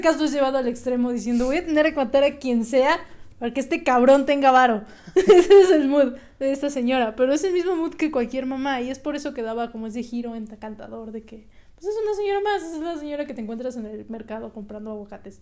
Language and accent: Spanish; Mexico; siendo mexicanos